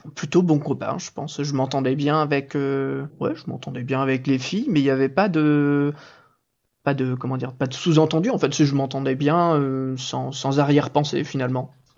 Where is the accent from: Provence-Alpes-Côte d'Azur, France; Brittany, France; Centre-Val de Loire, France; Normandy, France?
Normandy, France; je viens de Normandie